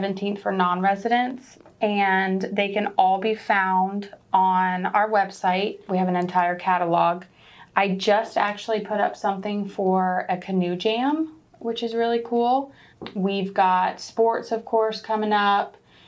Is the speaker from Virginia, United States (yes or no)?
yes; Deltaville, Virginia, United States; moved away as an adult; now in Gloucester, United States; I'm originally from Deltaville